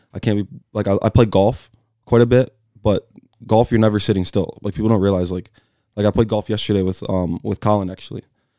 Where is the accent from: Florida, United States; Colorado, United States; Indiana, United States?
Colorado, United States; also born or lived in California; So I was born in California in the Bay Area. So me and Kevin Gonzalez always have those conversations about the Bay. But I moved out to Colorado at like a super young age.